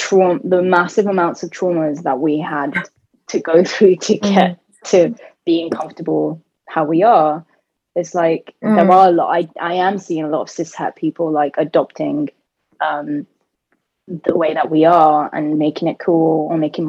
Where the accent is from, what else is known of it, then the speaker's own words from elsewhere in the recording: United Kingdom; I was so conflicted being British and Bengali and Sunni Muslim and gay and now non-binary